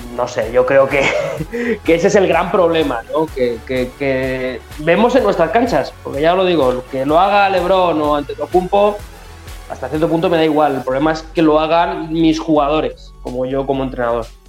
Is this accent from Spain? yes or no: yes; Community of Madrid, Spain; nosotros somos cuatro chavales de la Comunidad de Madrid